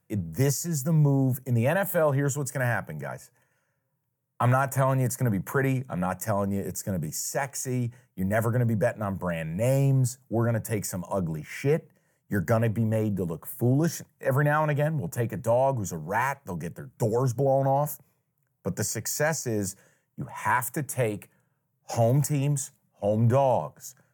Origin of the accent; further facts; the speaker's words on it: New York, United States; now in Detroit, United States; I'm from New York, mind you, I'm Italian.